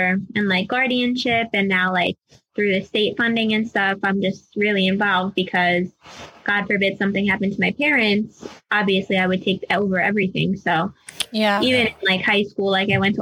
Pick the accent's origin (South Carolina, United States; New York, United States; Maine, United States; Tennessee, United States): New York, United States; Long Island; I am from Long Island, New York